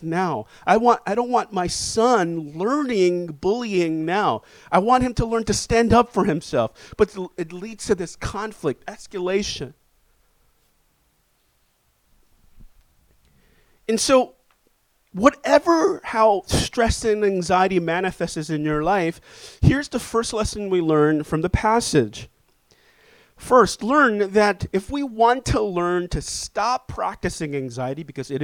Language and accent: English; New York City, New York, United States; I'm from Inwood.